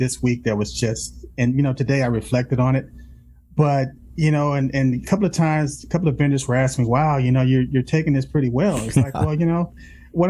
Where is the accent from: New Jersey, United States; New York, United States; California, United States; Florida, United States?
California, United States; Los Angeles; I grew up in South Central